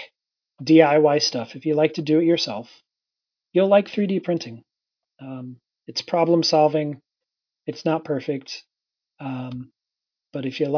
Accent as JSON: {"language": "English", "region": "Indiana", "country": "United States", "said": "I'm from Indiana"}